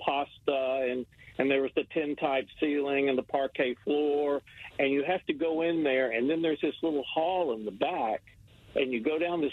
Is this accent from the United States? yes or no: yes; Nashville, Tennessee, United States; moved away; I grew up in Nashville